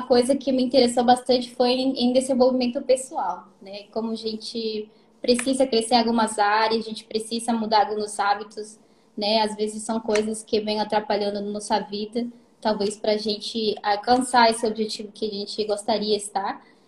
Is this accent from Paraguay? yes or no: no; Peru; Portuguese is a second language; moved away as an adult; now in Japan; eu sou peruana, tá? Uhum. Tenho 24 anos, casei faz dois anos. Moro Sim. no Japão seis anos.